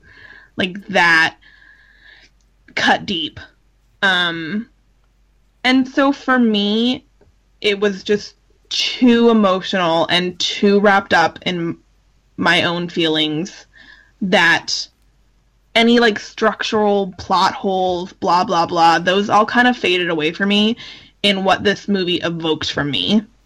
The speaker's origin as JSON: {"language": "English", "region": "California", "country": "United States", "said": "as a Californian"}